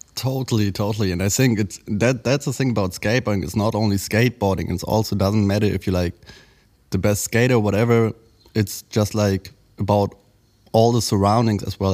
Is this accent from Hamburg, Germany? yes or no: no; Berlin, Germany; Berlin bred, um, born and raised in Berlin, actually in Kreuzberg, where I grew up till the age of, I think, four or five